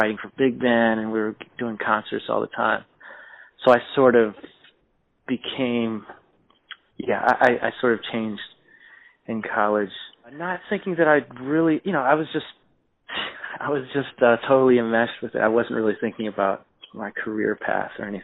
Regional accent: Silver Spring, Maryland, United States; also born or lived in Washington, D.C.; I was born in Washington, D.C., but I was raised, in the suburbs in Silver Spring, Maryland

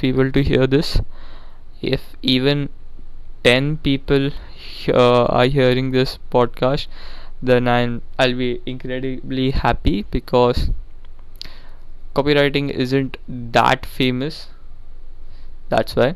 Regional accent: India; now I'm from India

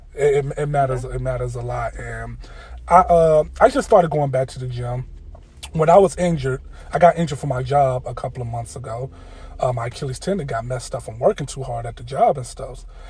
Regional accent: Chicago, Illinois, United States; moved away as an adult; now in Atlanta, United States; I'm from Chicago

